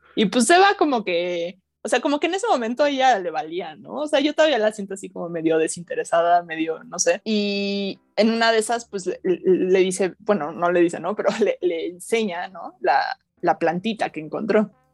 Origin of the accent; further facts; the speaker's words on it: Mexico; nosotros como mexicanos